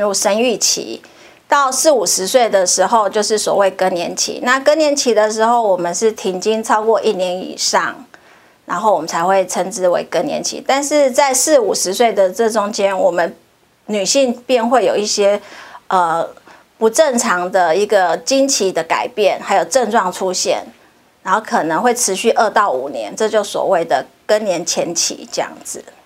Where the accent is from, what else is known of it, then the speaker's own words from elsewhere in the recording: Hualien, Hualien County, Taiwan; 我本身是花莲人，所以我很高兴可以回到我的家乡，替我的乡亲们服务